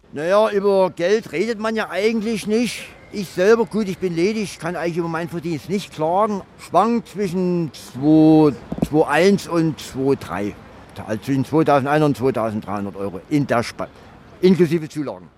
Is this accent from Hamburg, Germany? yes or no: no; Riesa, Saxony, Germany; moved away as an adult; now in Frankfurt, Germany; Ich komme aus Riesa, das liegt in Sachsen